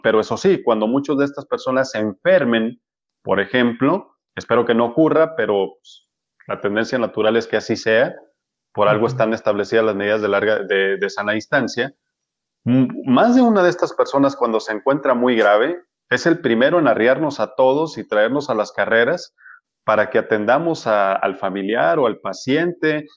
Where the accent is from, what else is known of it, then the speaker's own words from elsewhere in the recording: Culiacán, Sinaloa, Mexico; now in Guadalajara, Mexico; Yo soy de Culiacán, Sinaloa